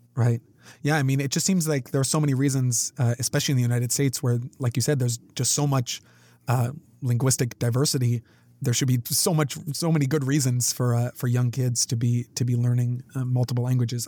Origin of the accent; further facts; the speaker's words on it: Canada; being Canadian. I guess we many people learn French. I did you know French immersion classes